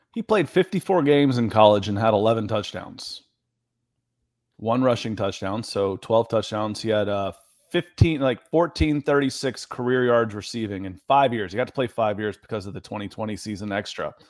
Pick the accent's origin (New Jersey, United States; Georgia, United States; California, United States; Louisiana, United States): Georgia, United States; East Cobb; moved away as an adult; also born or lived in Los Angeles, United States; I grew up in East Cobb